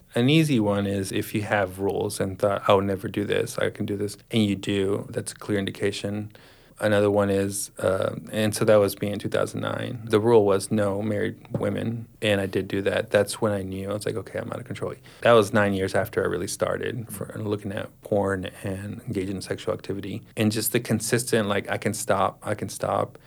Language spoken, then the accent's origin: English; Dallas, Texas, United States; I was born in 1981, so I grew up in Dallas, Texas